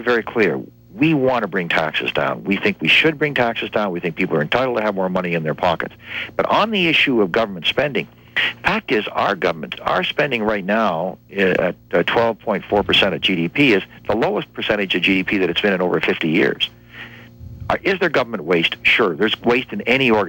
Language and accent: English; Windsor, Ontario, Canada; now in Quebec, Canada; I grew up in Ontario. I grew up not far from here in Windsor